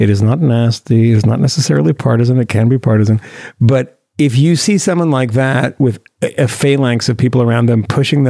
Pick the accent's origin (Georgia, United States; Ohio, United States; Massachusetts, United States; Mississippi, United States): Massachusetts, United States; Concord; Concord, my hometown